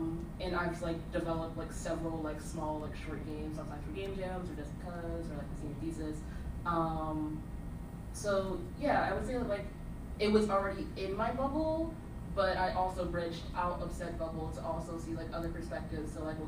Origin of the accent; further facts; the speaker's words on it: Philadelphia, Pennsylvania, United States; I was born and raised in Philadelphia, born in Frankfurt, my side, and then raised up in West Philly for the most part.